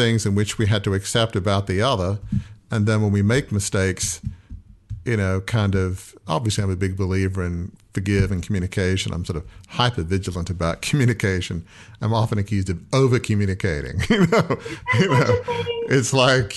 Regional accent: Australia; now in United States; I'm from Australia

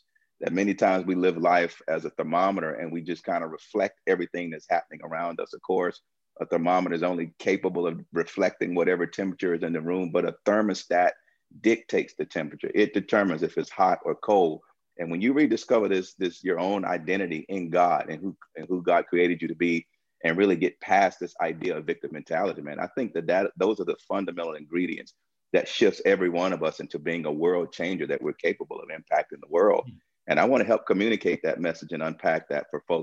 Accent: Tuscaloosa, Alabama, United States; now in Chicago, United States; growing up in Tuscaloosa, in the tail end of segregation

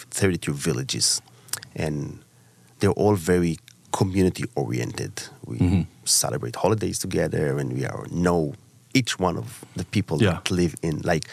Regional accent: Southern District, Israel; also born or lived in Orlando, Florida; I was born and raised in Israel, in the south part of Israel.

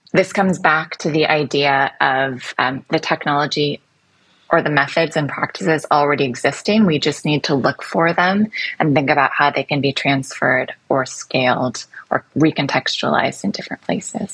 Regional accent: United States; moved away as an adult; also born or lived in London; now in Singapore; in the United States, which is my home country

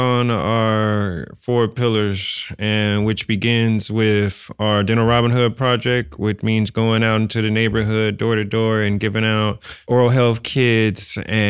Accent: San Francisco, California, United States; I'm born and raised in San Francisco.

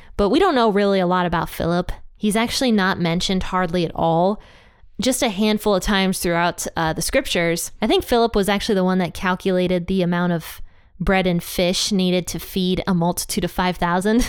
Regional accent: Pennsylvania, United States; now in Ohio, United States; I was raised in Pennsylvania

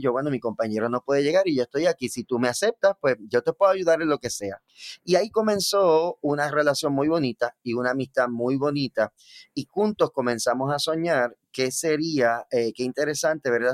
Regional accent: Bayamón, Puerto Rico; yo soy natural de Bayamón, Puerto Rico, específicamente el barrio Santa Olaya.

